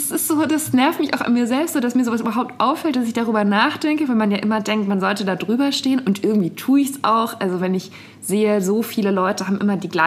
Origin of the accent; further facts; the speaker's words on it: Bavaria, Germany; Aber ich war sehr abhängig davon, dass mich jemand in die nächstgrößere Stadt nach Würzburg gefahren hat, weil Internet-Shopping, das gab es